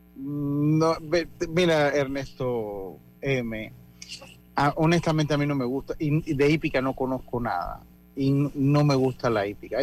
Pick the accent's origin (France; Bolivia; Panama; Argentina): Panama; lo estoy diciendo como panameño